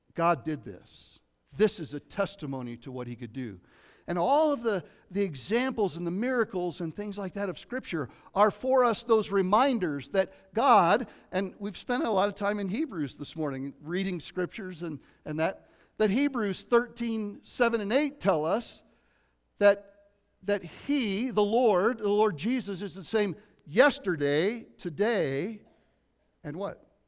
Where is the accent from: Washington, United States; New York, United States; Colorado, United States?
Colorado, United States; Lafayette; also born or lived in Southern California; from Colorado, from eight years old on, I grew up in East Boulder County, uh, in Lafayette, Colorado.